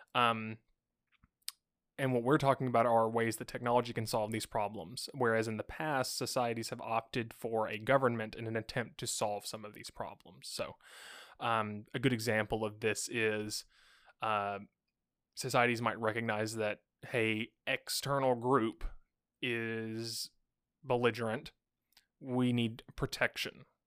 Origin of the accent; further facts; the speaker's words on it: United States; as an American